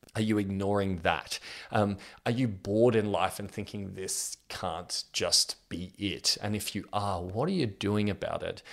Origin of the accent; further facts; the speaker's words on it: Australia; I'm 32 years old and I'm from Australia